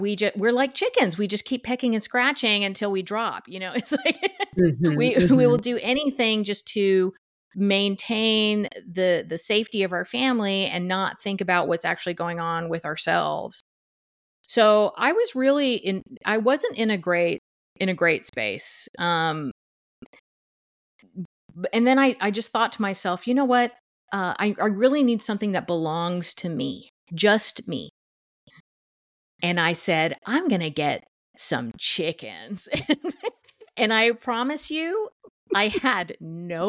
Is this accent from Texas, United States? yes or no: yes; Duncanville, Texas, United States; moved away as an adult; also born or lived in Los Angeles, California; now in Bellingham, United States; I'm originally from Dallas, Duncanville, Texas, which is around Dallas area